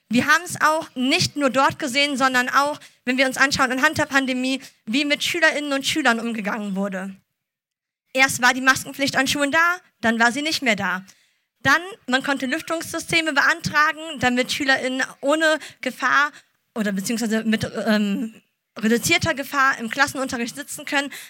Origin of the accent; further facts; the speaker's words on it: Düsseldorf, North Rhine-Westphalia, Germany; born there; bin 28 Jahre alt, äh, gebürtige Düsseldorferin und Apothekerin von Beruf.